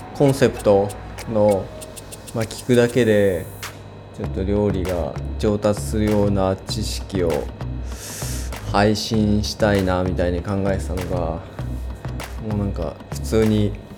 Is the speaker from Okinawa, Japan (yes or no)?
no; Kanagawa, Japan; moved away as an adult; also born or lived in Gifu Prefecture / Nagoya; now in Gifu, Japan; 僕もともと神奈川県で育ってるんですけど、えー、今は岐阜県にいる